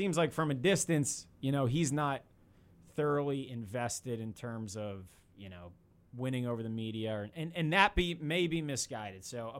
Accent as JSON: {"language": "English", "town": "Mount Prospect", "region": "Illinois", "country": "United States", "tie": "born or raised there", "said": "Chicago suburb."}